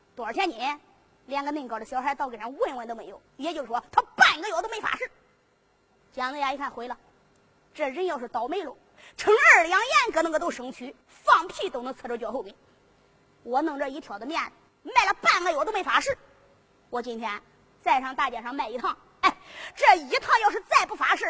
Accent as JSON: {"language": "Chinese", "region": "Henan", "country": "China", "said": "我们河南人都说是把斗"}